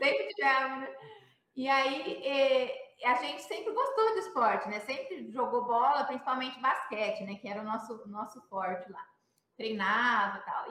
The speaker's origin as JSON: {"language": "Portuguese", "town": "Campinas", "region": "São Paulo", "country": "Brazil", "tie": "born or raised there", "said": "eu sou campineira, né? Estudei, comecei, estudei no SESI"}